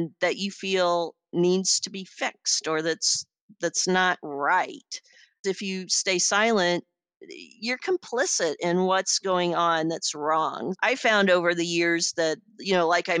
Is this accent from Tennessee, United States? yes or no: no; Iowa, United States; I'm a woman from Podunk, Iowa